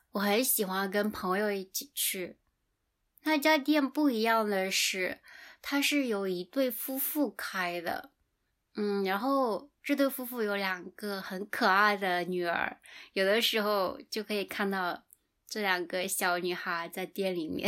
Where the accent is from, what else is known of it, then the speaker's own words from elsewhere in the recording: China; moved away; 我的家乡离福建很近